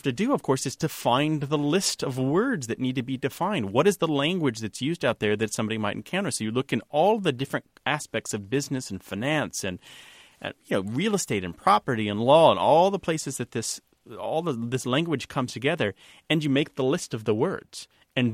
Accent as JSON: {"language": "English", "region": "Missouri", "country": "United States", "moved": "yes", "said": "And I'm from Missouri originally, and we would never say South Missouri. Never, never. It would always be Southern Missouri."}